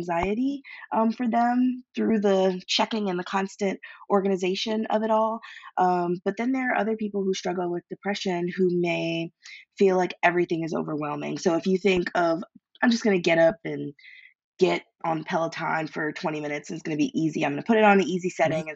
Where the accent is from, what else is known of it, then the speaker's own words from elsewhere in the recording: Philadelphia, Pennsylvania, United States; I'm from Philly